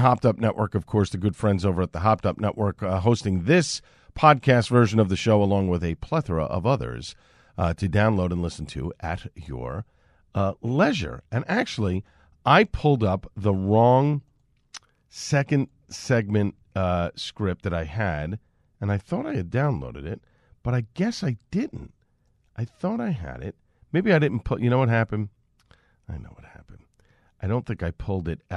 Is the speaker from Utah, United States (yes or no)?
no; New York City, New York, United States; now in Clark, United States; My adopted hometown, originally from Staten Island.